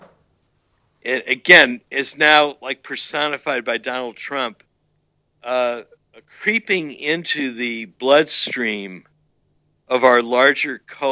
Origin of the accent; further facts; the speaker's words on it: St. Louis, Missouri, United States; moved away; St. Louis for my hometown